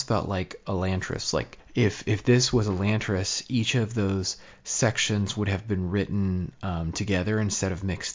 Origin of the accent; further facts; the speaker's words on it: United States; I'm an American